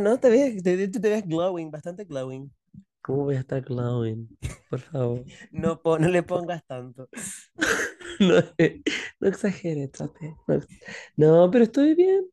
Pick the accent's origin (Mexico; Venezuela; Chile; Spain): Chile; nuestra chilenidad